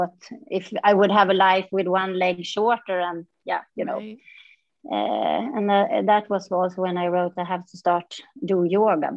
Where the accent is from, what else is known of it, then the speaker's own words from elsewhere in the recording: north part of Sweden, northern Sweden, Sweden; moved away as an adult; also born or lived in Stockholm, Sweden; now in Mysore, India; I moved away from my small town where I grew up, and then I came back 14 years later when I was a mom.